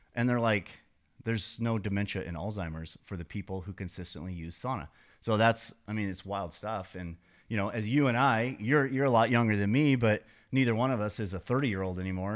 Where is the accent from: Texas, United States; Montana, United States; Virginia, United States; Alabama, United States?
Montana, United States; moved away as an adult; also born or lived in San Diego; I grew up in Montana, but when I turned about thirty, I moved to San Diego